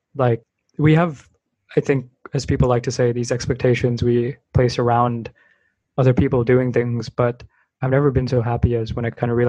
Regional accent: Bay Area, California, United States; growing up in the Bay Area

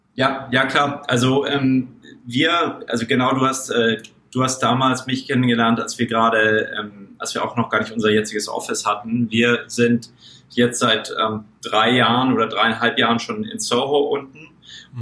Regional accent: Munich, Bavaria, Germany; moved away; ich bin ursprünglich aus München, aus München und bin selber Mittelstandskind

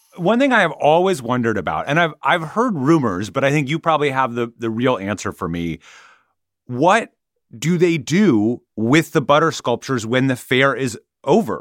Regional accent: Minnesota, United States; I grew up in Minnesota, and that meant a yearly pilgrimage to the state fair.

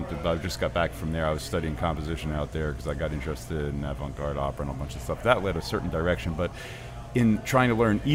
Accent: London, United Kingdom; moved away; I grew up in London

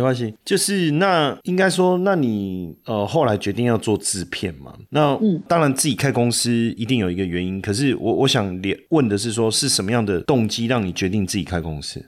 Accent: Taipei, Taiwan; 我是道道地地台北人，从小在台北长大出生到现在几十年了

